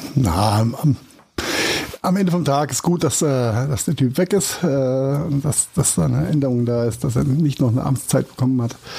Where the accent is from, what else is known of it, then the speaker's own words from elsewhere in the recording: Germany; bei uns in Deutschland